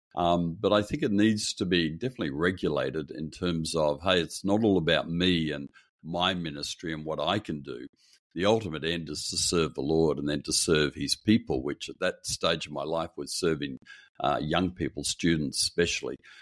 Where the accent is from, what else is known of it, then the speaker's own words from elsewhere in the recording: Perth, Western Australia, Australia; I grew up in Perth on the west coast of Australia.